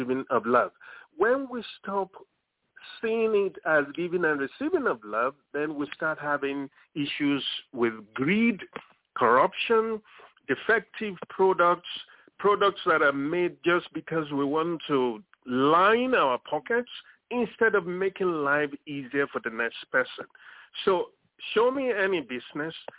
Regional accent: Lagos, Nigeria; moved away as an adult; now in United States; I'm from Lagos, Nigeria. It's somewhere in the center of Africa. That is where I was born. That is where I grew up, in Lagos

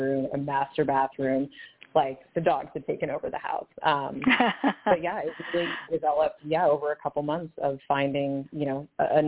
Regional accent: San Francisco, California, United States; also born or lived in Los Angeles; I was born and raised in San Francisco, and I was there until I was 17, and then I moved to L.A. to attend UCLA for music

